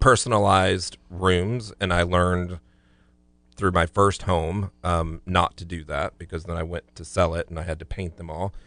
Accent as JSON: {"language": "English", "region": "Florida", "country": "United States", "tie": "born or raised there", "said": "growing up in Florida"}